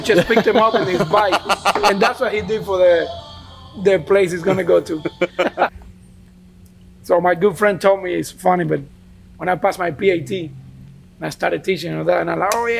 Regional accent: Cuba; moved away; also born or lived in Miami; born and raised in Cuba, in Tobacco Town

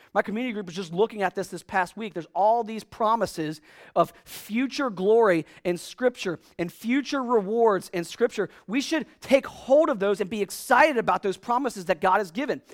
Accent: United States

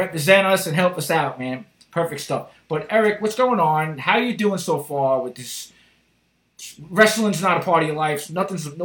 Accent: New York City, New York, United States; my hometown, Rockaway

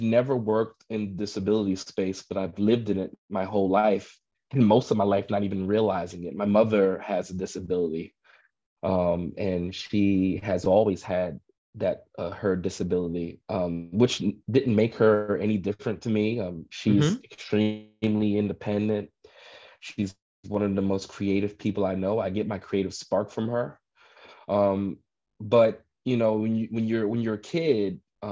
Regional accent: New York City, New York, United States; I grew up in Brooklyn

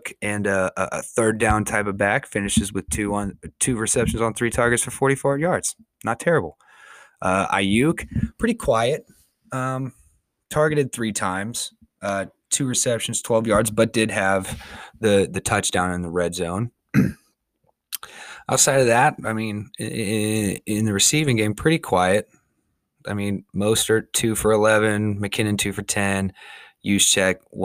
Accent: an hour outside of San Francisco, California, United States; moved away as an adult; now in Kansas, United States; I was born and raised an hour outside of San Francisco, California

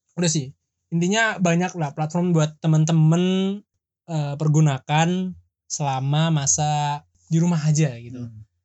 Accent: Jakarta, Indonesia; moved away; sal gue dari Jakarta

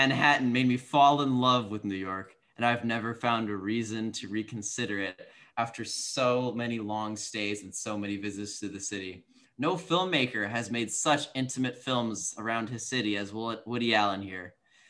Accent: India; I am making fun of Indian people, okay. And I'm Indian.

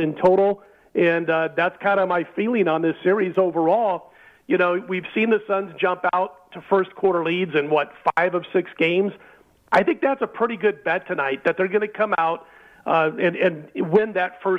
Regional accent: Omaha, Nebraska, United States; my hometown of Omaha

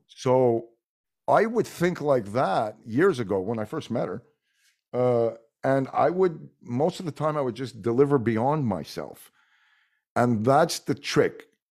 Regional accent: Montreal, Quebec, Canada; first language French; English is a second language; I'm from Montreal, so Quebec it's probably because my first language was French

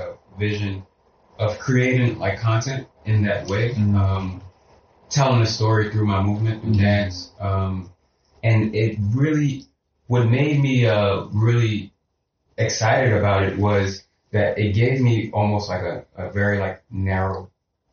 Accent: New York City, New York, United States; I'm from East Harlem

